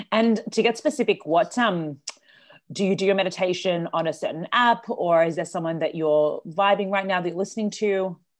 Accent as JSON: {"language": "English", "country": "Australia", "said": "I'm from Australia"}